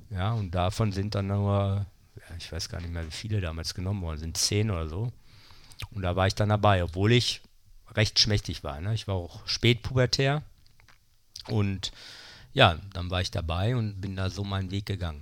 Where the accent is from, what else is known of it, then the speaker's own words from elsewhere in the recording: Bochum, North Rhine-Westphalia, Germany; moved away as an adult; also born or lived in Münster / Krefeld / Berlin; in dem Stadtteil, wo ich aufgewachsen bin, Oberdahlhausen